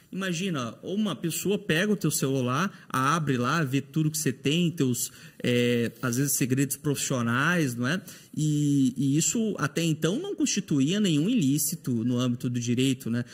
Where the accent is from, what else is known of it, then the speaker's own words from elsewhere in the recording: Teresina, Piauí, Brazil; moved away as an adult; now in Paraná, Brazil; Lá no meu estado natal, no Piauí, em Teresina